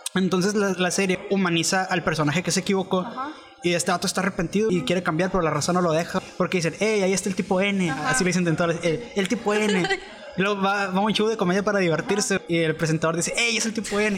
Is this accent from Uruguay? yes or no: no; Mexico; nosotros somos mexicanos